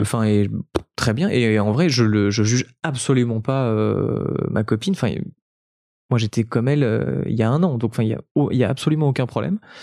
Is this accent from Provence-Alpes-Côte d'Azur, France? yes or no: yes; French Riviera, Provence-Alpes-Côte d'Azur, France; now in Paris, France; mes parents viennent de, la Côte d'Azur et je suis natif de la Côte d'Azur.